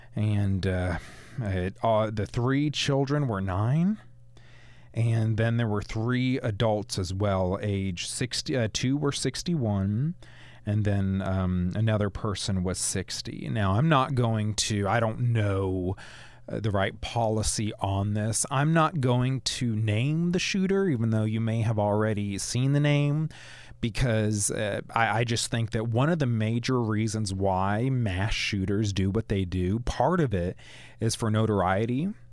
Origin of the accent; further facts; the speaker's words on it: Cullman area, Alabama, United States; I hail from the Coleman area